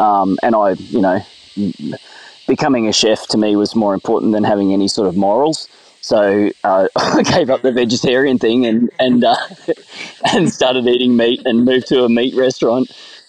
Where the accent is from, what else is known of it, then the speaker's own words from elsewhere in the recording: Palmwoods, Queensland, Australia; I grew up in Palmwoods, which is, you know, probably, I don't know, half an hour from where I am here.